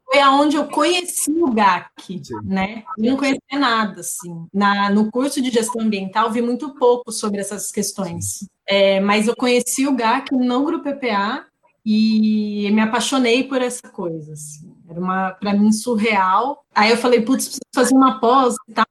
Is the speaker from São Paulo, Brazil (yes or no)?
yes; São Paulo, Brazil; cresci minha vida inteira aqui